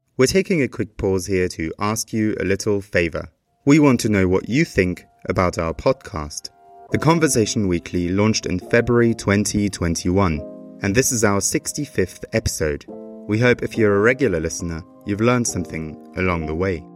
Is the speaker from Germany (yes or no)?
yes; Germany; moved away as an adult; now in Mexico City, Mexico; I grew up in Germany, and when I went to school in the late 90s and the early 2000s